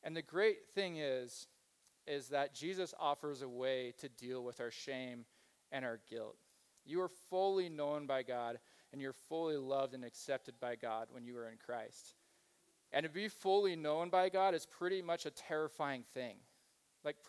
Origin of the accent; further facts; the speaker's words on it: Kansas, United States; moved away; I grew up in Kansas. I grew up in a Mennonite Brethren community